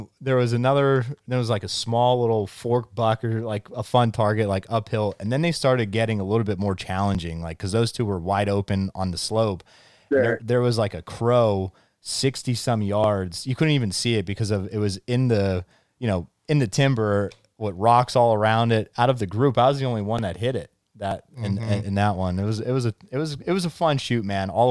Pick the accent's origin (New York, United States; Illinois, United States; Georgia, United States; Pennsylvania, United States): Pennsylvania, United States; Central; I'm from Central Pennsylvania here